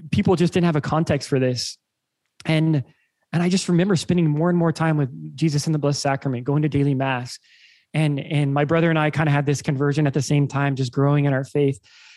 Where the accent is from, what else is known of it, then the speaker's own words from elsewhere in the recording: Lincoln, Nebraska, United States; I grew up in Lincoln, Nebraska